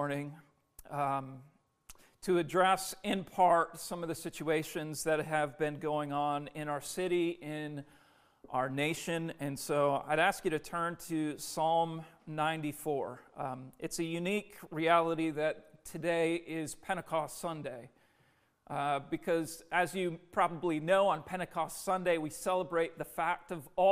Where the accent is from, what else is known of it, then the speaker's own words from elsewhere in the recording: Minneapolis, Minnesota, United States; now in Philadelphia, United States; my hometown of Minneapolis